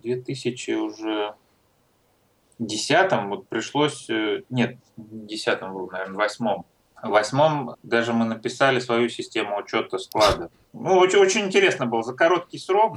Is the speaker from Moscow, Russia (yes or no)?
yes; Troitsk, Moscow, Russia; Я родился в России, в Москве